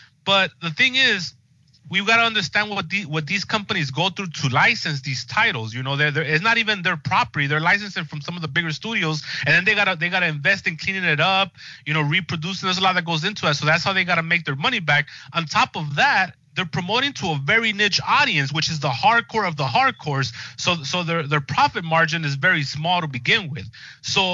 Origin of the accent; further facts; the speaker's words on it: Los Angeles, California, United States; I grew up here in Los Angeles going to like these movie palaces